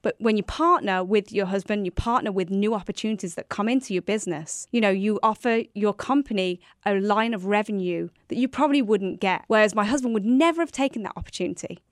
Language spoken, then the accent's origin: English; New York, United States; we are both from New York State, and we both currently live in New York State